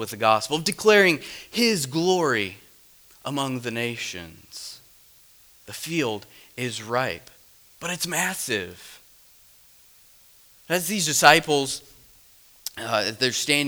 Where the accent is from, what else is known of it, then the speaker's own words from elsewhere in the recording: Midwest, United States; I'm from the Midwest